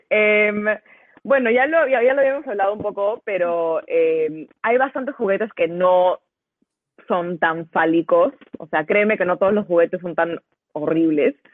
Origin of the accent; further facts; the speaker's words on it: United States; Y no, soy gringa